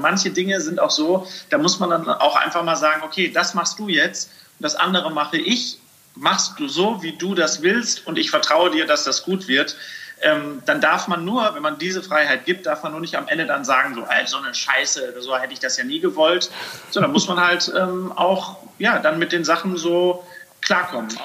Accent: Sauerland, North Rhine-Westphalia, Germany; moved away; ich komme ja wirklich vom Land. Ich komme aus dem Sauerland. Ich bin es gewöhnt, dass ich äh, halt irgendwie mit dem Trecker durch den Garten fahren

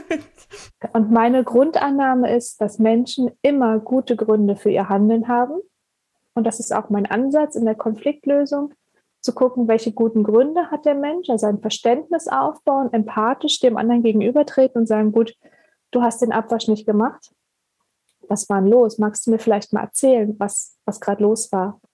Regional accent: Berlin, Germany; ich komme ursprünglich aus Berlin

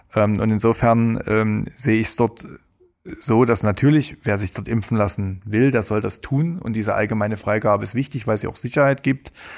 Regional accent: Saxony, Germany; bei uns in Sachsen

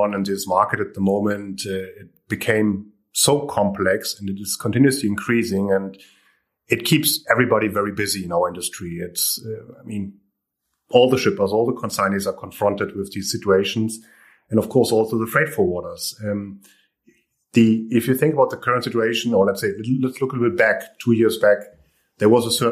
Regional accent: Hamburg, Germany; moved away as an adult; also born or lived in Santiago, Chile; I'm from Hamburg. I'm from this area.

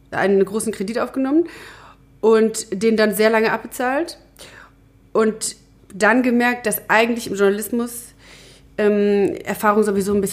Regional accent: Rhineland-Palatinate, Germany; born there; Ich bin 1992 geboren in Rheinland-Pfalz in einem kleinen Dorf.

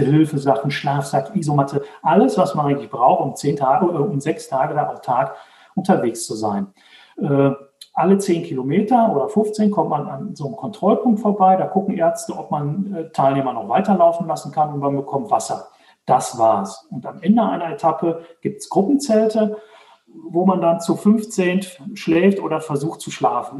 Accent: Dortmund, North Rhine-Westphalia, Germany; now in Herdecke, Germany; Also ich komme aus, äh, aus Dortmund, wohne jetzt in Herdecke, ist direkt nebenan

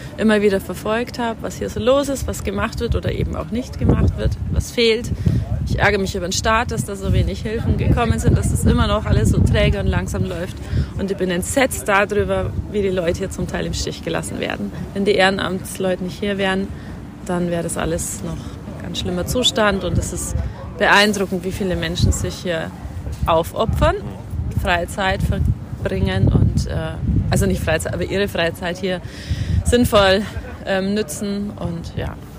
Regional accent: near Freising, Bavaria, Germany; ich komme aus der Nähe von Freising und ich bin 43 Jahre alt

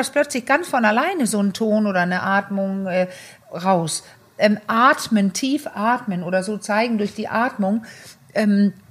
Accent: Denmark; German is a second language; aber ich kannte die als Dänin, dass es so Filme gibt.

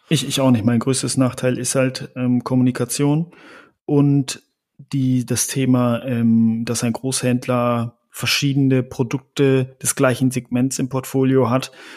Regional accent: Germany; als Deutsche

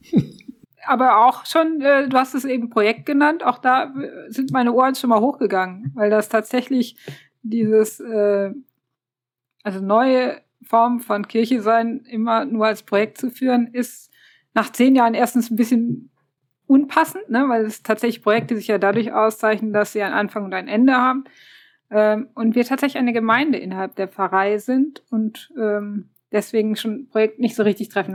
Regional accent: Aachen, North Rhine-Westphalia, Germany; Ich bin äh, auch aus Aachen.

